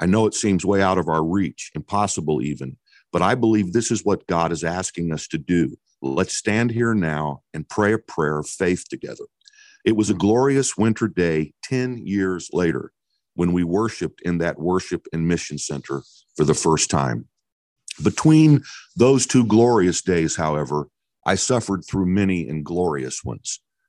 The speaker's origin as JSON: {"language": "English", "region": "Midwest", "country": "United States", "tie": "born or raised there", "said": "So my wife, Sharon, and I were raised in the Midwest"}